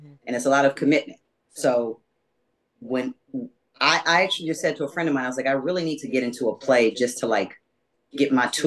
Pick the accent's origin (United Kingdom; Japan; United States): United States; Los Angeles, California; I'm originally from Los Angeles. There aren't a lot of us here. Born and raised